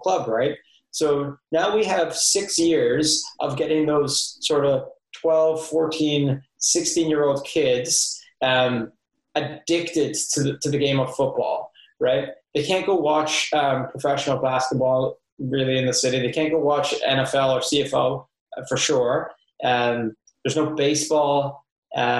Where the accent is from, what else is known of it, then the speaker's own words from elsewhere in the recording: Livingston, Scotland, United Kingdom; also born or lived in Nova Scotia, Canada; now in Canada; growing up in Livingston, when we were in the Scottish third and second division